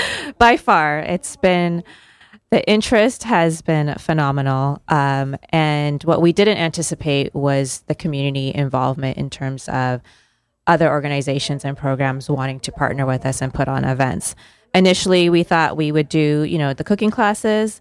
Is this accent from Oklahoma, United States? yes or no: no; California, United States; moved away; I was born and raised in California